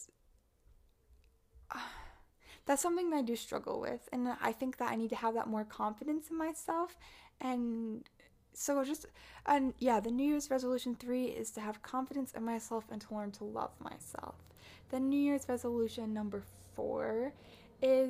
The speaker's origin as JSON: {"language": "English", "country": "Canada", "said": "I was also in two lockdowns in 2021 because I'm Canadian"}